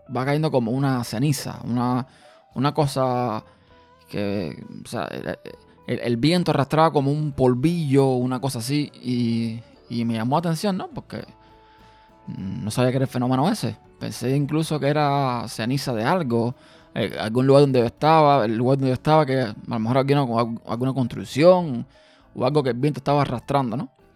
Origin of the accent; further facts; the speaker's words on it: Cuba; now in Austin, United States; Yo nací, como muchos saben, en Cuba